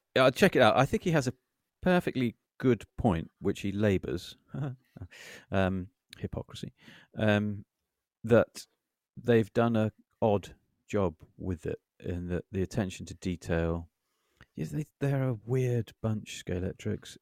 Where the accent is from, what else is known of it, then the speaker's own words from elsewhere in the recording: United Kingdom; we're British